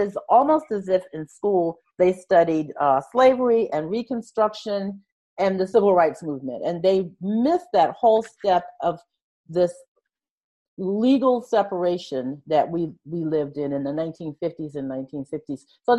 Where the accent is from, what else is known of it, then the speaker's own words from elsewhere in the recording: Savannah, Georgia, United States; moved away as an adult; now in Savannah, United States; I was from Savannah originally. I left Savannah in 1967 that I lived through the Jim Crow era